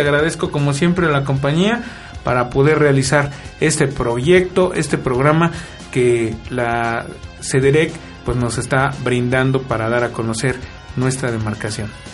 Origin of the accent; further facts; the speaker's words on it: Milpa Alta, Mexico City, Mexico; somos nativos de Milpalta